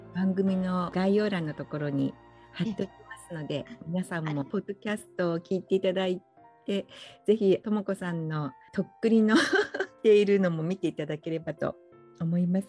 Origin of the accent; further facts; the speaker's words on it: Fukuoka, Japan; moved away as an adult; now in Hawaii, United States; 私福岡出身なんですよ